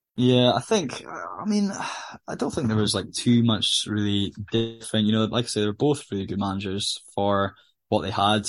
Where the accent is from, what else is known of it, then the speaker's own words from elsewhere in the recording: Aberdeen, Scotland, United Kingdom; I'm from Aberdeen